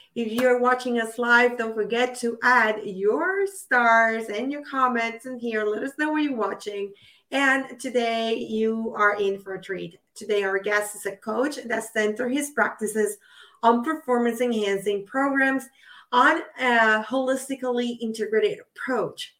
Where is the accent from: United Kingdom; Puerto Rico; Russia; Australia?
Puerto Rico; I'm from Puerto Rico